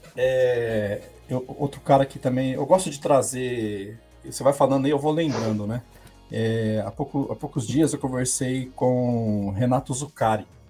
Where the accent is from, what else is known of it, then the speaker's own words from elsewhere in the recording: Paraná, Brazil; now in São Paulo, Brazil; Eu sou do Paraná, uhum. moro aqui hoje, eu tô em São Paulo, mas eu sou um paranaense